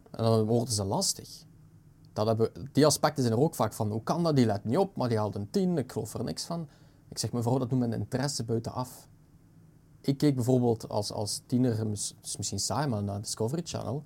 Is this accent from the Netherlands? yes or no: no; Belgium; We zijn een tweetalig land. Eigenlijk een mhm. beetje drietalig met dat Duits mini-gedeelte